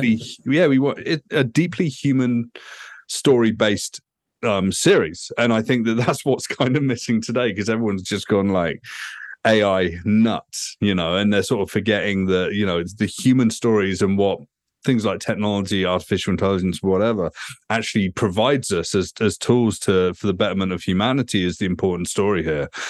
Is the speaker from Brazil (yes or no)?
no; United Kingdom; moved away as an adult; also born or lived in Vancouver, Canada; now in Toronto, Canada; I'm a Brit.